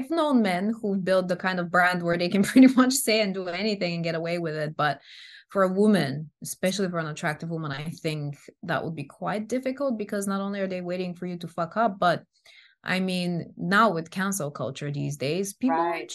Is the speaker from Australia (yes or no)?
no; Bulgaria; English is a second language; moved away